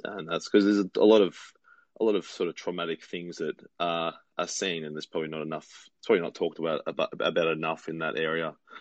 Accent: Victoria, Australia; my home state in Australia

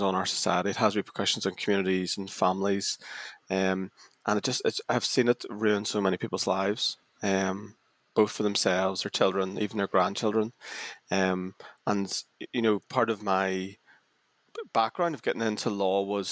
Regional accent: Northern Ireland, United Kingdom; I'm from Northern Ireland and I grew up towards the end of the Troubles

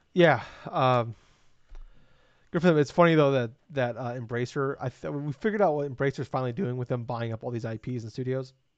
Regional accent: Iowa, United States; I'm from Iowa

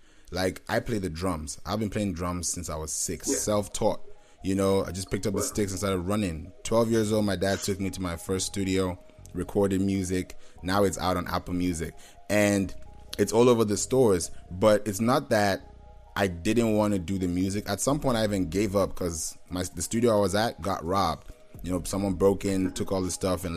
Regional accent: Kenya; also born or lived in Nigeria / Houston; now in Atlanta, United States; I'm Nigerian by birth. I'm a national Nigerian, but I grew up in Kenya, but I've been in Atlanta for a while now.

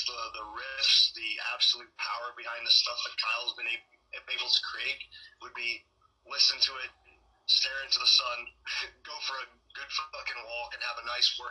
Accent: United Kingdom; moved away; I'm actually originally from England and Wales

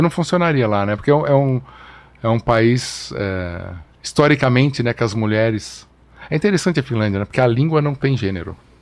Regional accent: São Paulo, Brazil; brasileiro que cresci em São Paulo

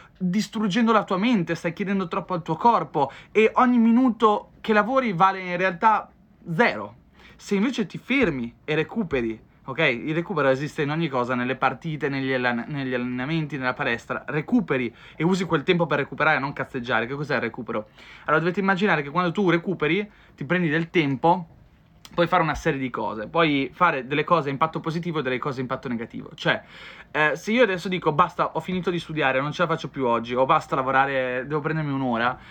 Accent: Ferrara, Emilia-Romagna, Italy; moved away; Sarei di Ferrara, però non ci sto da tanto tempo

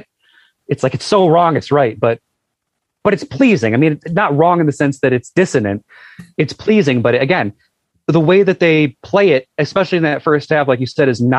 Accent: Buffalo, New York, United States; in Buffalo, my hometown

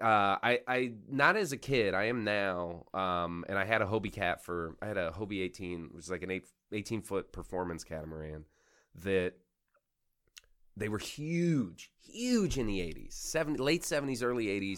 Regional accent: Florida Keys, United States; I grew up in the Florida Keys.

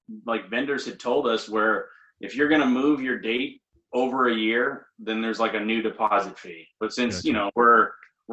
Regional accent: Maine, United States; moved away; I'm from Maine

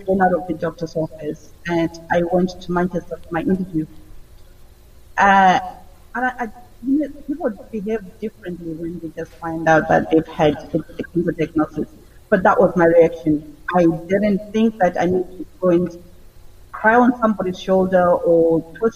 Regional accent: Zimbabwe; moved away as an adult; now in United Kingdom; I was born in Zimbabwe, Southern Africa, in the 70s. And I came to the UK in 2004

